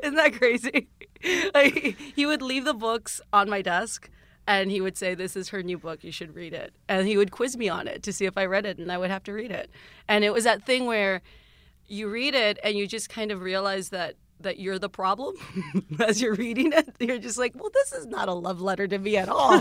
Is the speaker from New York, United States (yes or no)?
no; South Texas, United States; moved away; growing up in South Texas